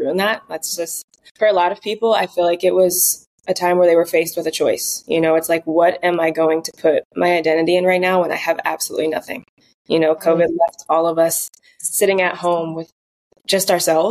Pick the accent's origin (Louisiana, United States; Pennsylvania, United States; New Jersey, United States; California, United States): New Jersey, United States; I grew up in New Jersey, one of four children.